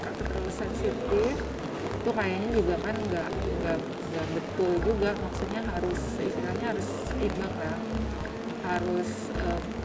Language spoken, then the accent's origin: Indonesian; West Java, Indonesia; aku orang Sunda Sunda Tulen